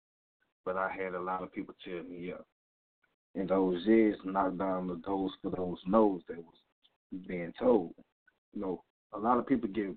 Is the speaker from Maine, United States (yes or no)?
no; Louisiana, United States; I'm from Louisiana, the street part